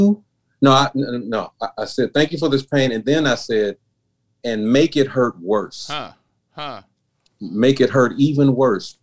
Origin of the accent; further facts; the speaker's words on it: Memphis, Tennessee, United States; moved away as an adult; also born or lived in Chicago / Nashville; I only lived in Memphis, my hometown, for 18